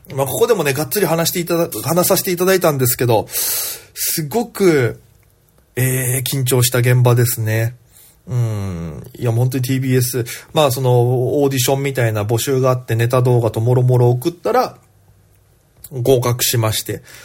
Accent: Okinawa, Japan; moved away as an adult; now in Tokyo, Japan; 肥後さんと同じ沖縄出 身

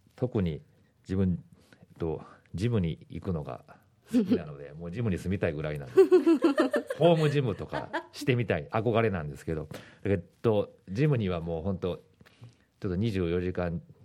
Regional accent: Osaka, Japan; moved away as an adult; now in Okinawa, Japan; 出身は大阪なんですけれども

